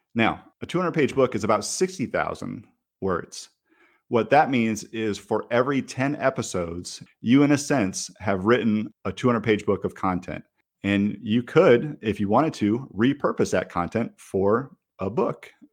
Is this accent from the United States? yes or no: yes; Michigan, United States; moved away as an adult; now in Raleigh, United States; I grew up in Michigan